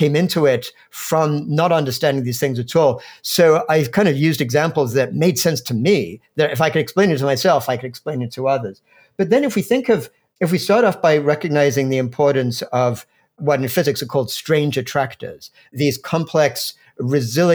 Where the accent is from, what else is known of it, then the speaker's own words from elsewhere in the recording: England, United Kingdom; moved away as an adult; also born or lived in New York; now in United States; I grew up in England